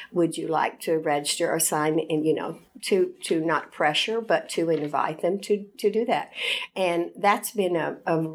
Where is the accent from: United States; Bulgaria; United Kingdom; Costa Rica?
United States; Fayetteville, Tennessee; I was born in Fayetteville, Tennessee, and after going to school there and enjoying it, I came to Lipscomb